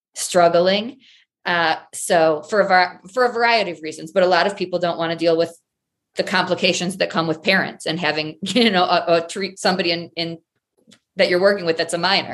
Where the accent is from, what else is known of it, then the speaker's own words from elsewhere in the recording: Michigan, United States; moved away as an adult; also born or lived in Colorado; I grew up in Michigan, complete tomboy, daddy's girl